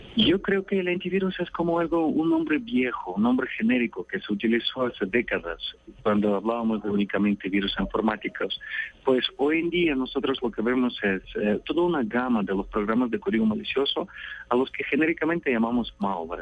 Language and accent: Spanish; Russia; moved away; yo creo que ya soy un ciudadano del mundo, pero nací en Rusia